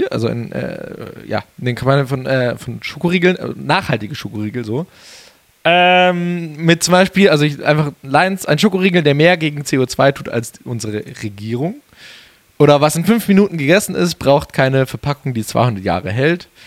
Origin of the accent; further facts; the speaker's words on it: Geretsried, Bavaria, Germany; ich glaube, meine Heimatstadt, sogar. aus meiner Heimatstadt.